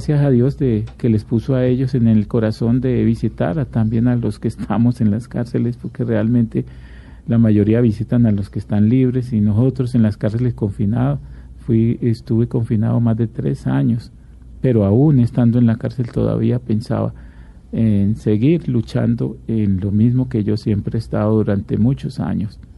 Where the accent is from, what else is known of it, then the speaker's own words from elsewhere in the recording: Antioquia, Colombia; Pues eh, yo eh, me crié en varias partes, pero soy de Antioquia y de mi mamá es antioqueña